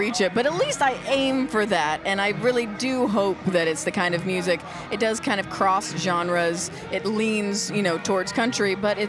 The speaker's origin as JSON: {"language": "English", "region": "California", "country": "United States", "said": "I'm from California."}